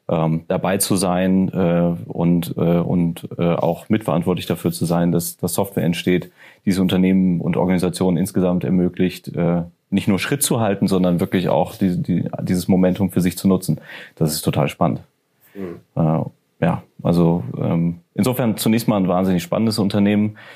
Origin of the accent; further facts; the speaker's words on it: North Rhine-Westphalia, Germany; also born or lived in Ruhrgebiet; ich komme aus, aus dem Rheinland. Ja. Ähm, und ich bin stolzer Rheinländer.